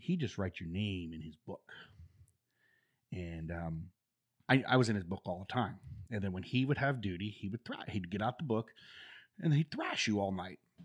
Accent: Denison and Yorkshire, Ohio, United States; moved away as an adult; also born or lived in Dover, Ohio / North Carolina; I was born in Dover, Ohio, and then I was raised in a little community south of Dover

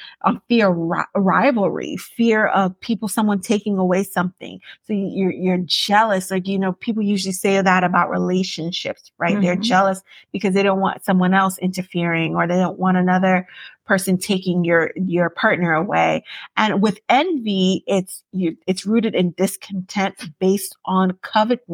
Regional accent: Yorubaland, Nigeria; as a Nigerian, I'm going to say specifically Yoruba woman because I can't talk about every tribe. Mm-hmm. But as a Yoruba person who grew up in a Yoruba household

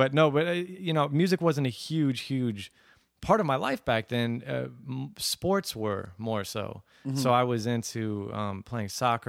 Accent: Aurora, Colorado, United States; also born or lived in Plano, Texas; so I grew up in Aurora, Colorado, and near Denver, and then my dad moved. He flew for Southwest Airlines, so we moved to Dallas to a suburb called Plano, named Plano.

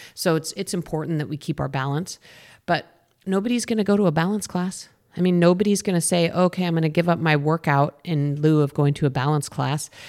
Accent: Boulder, Colorado, United States; I grew up in Boulder, Colorado

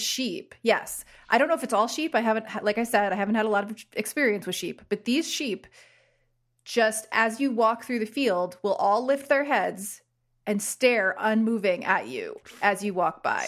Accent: Bergen County, New Jersey, United States; I am from Bergen County.

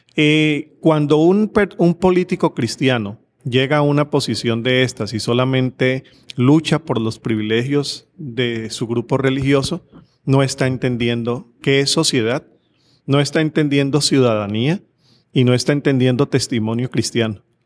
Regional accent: Cali, Valle del Cauca, Colombia; estamos precisamente en Cali, ciudad donde yo nací y fui monaguillo en dos iglesias

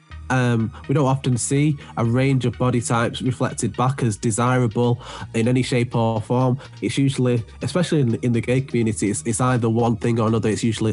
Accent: Manchester, North West England, United Kingdom; I am from Manchester.

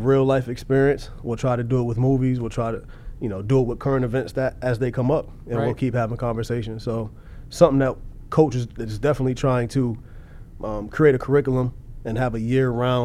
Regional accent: Bloomfield, Connecticut, United States; moved away as an adult; also born or lived in Iowa; I'm from Bloomfield, Connecticut. Born and raised in Bloomfield, Connecticut

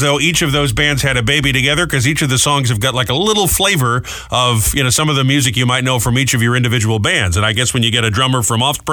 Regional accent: Rhode Island, United States; moved away; I'm from Rhode Island

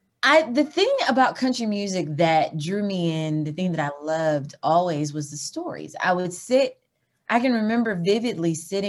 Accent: Eureka, Missouri, United States; also born or lived in Sewickley, Pennsylvania / Georgia; And I was raised in Eureka, Missouri. And so my mom and my dad are the ones that are from Georgia.

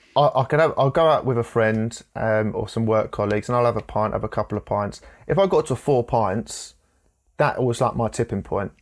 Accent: Enfield, London, United Kingdom; I was born in Enfield in North London

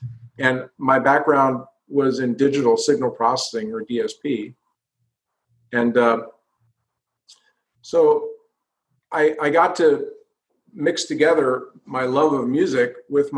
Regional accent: outside of Philadelphia, Pennsylvania, United States; moved away as an adult; now in California, United States; I grew up outside of Philadelphia. Spent most of my younger years there

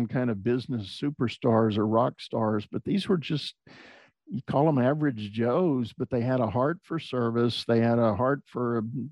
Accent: San Antonio, Texas, United States; also born or lived in Houston, Texas; I grew up in San Antonio, Texas, and spent all my school years there

